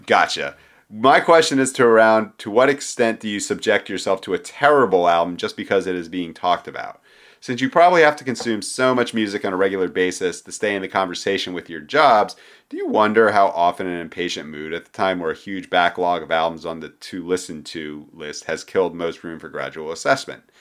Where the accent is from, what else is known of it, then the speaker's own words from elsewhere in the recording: Philadelphia, Pennsylvania, United States; I grew up in Philadelphia in the nineteen nineties